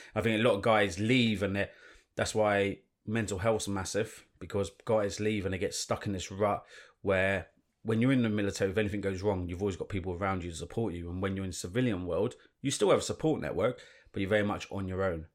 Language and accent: English; London, United Kingdom; I grew up in London, um, in central London, and moved to North London